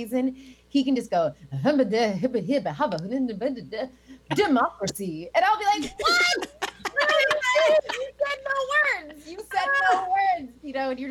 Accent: Alexandria, Virginia, United States; I was raised on George Washington's slave land

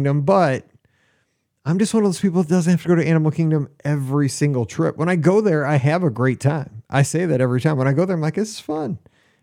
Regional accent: Midwest, United States; I'm from the Midwest

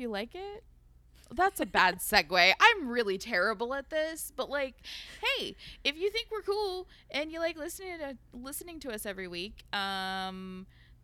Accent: United States; we are very American.

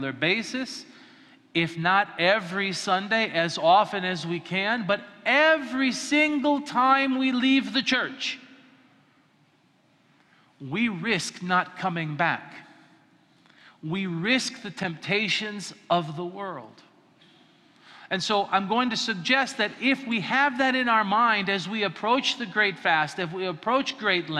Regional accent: Colorado, United States; I grew up in Colorado and there's prairies

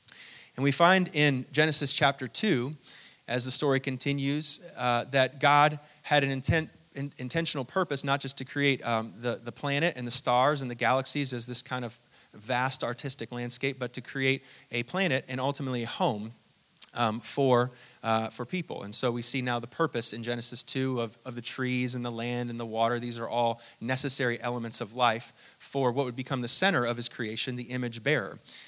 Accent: Hong Kong; born there; I actually didn't grow up in Hong Kong, but I was born in Hong Kong and I traveled there quite a bit.

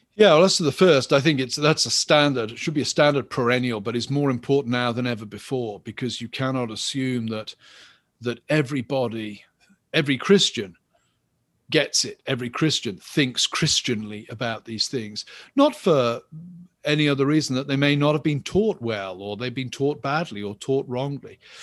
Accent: England, United Kingdom; I'm English

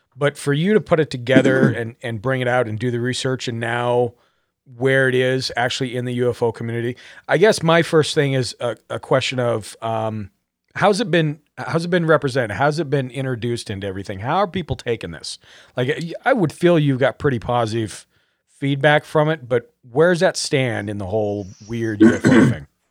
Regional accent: Butte, Montana, United States; my hometown is, uh, close to Missoula, Montana, in Butte

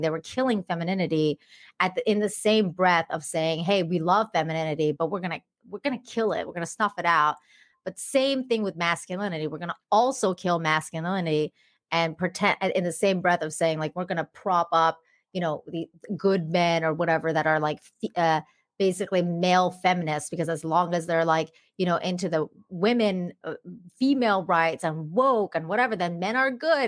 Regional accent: Langley, British Columbia, Canada; born or raised there; English is a second language; moved away as an adult; also born or lived in Tehran, Iran; now in Cancun, Mexico

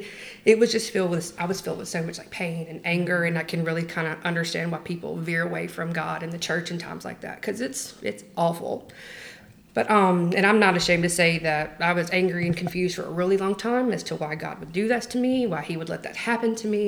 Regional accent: the South, United States; We grew up in the South.

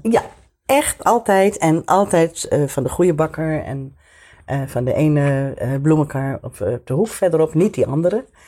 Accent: Amsterdam, North Holland, Netherlands; moved away; ik ben opgegroeid in Amsterdam. Zo in de jaren 50. En ehm, eh, in de Diamantbuurt.

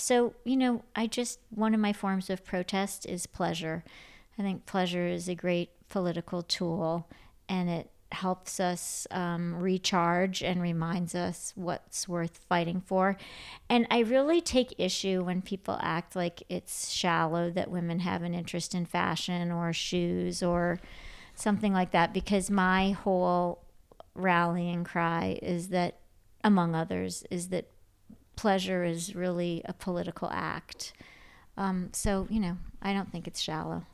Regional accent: Grand Rapids, Michigan, United States; also born or lived in Ann Arbor, Michigan; So I grew up in Grand Rapids, Michi-, I was born in Ann Arbor, Michigan

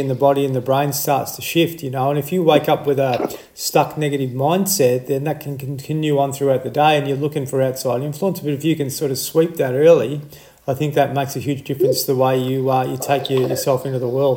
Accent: country Victoria, Australia; someone else from uh, from country Victoria

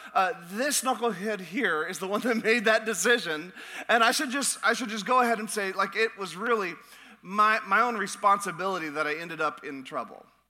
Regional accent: Alaska, United States; moved away; I'm from Alaska, so I, I enjoy the, the cold.

